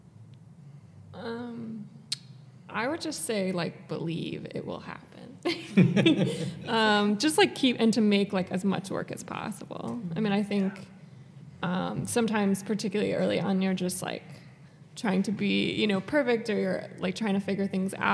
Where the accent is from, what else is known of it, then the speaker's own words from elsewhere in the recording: New York, United States; we're from New York. My parents live on the coast